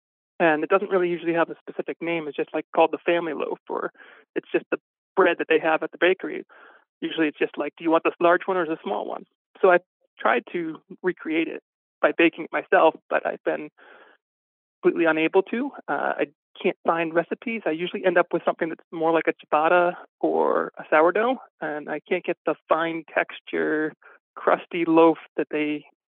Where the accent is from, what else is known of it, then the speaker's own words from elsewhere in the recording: Rhode Island, United States; now in Vermont, United States; I'm currently in Vermont, but I grew up in Rhode Island.